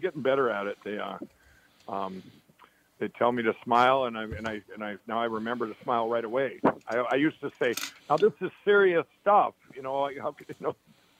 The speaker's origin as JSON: {"language": "English", "town": "Chaska", "region": "Minnesota", "country": "United States", "tie": "born or raised there", "also_born_or_lived": "Carver", "said": "I grew up in Chaska, in Chaska and Carver, Minnesota."}